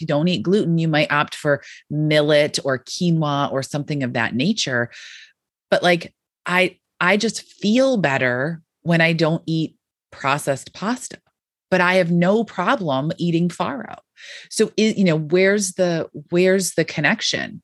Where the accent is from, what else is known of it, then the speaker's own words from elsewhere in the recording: Western New York, United States; I grew up in Western New York